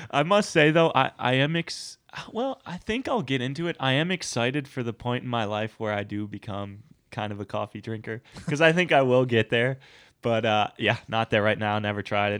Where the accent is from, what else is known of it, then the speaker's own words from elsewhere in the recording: United States; also born or lived in Scotland; being American